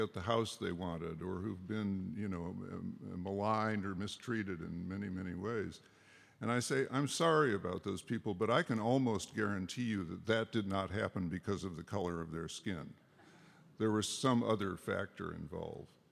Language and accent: English; Berkeley, California, United States; I was from Berkeley, so I was the diversity guy